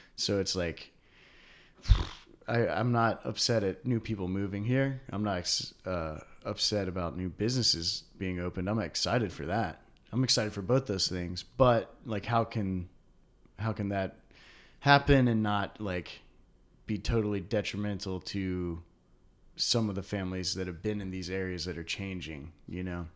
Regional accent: Durham, North Carolina, United States; also born or lived in Japan; growing up in Durham

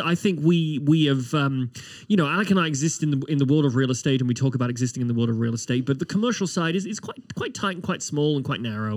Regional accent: United Kingdom; now in Halifax, Canada; As a Brit

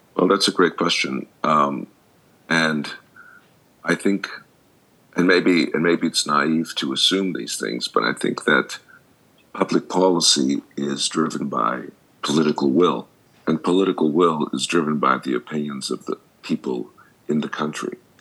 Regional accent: Montreal, Quebec, Canada; moved away as an adult; now in United States; I grew up in Montreal. Most of my education was there, and I went to college there, and then I went to graduate school in the states

